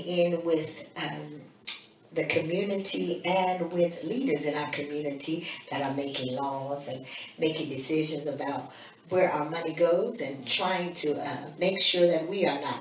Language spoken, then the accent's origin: English; Chicago, Illinois, United States; now in Washington, United States; my home state, Illinois, Chicago